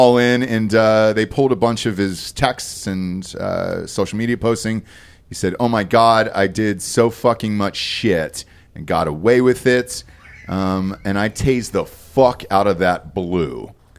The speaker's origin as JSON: {"language": "English", "region": "Georgia", "country": "United States", "said": "I'm from Georgia"}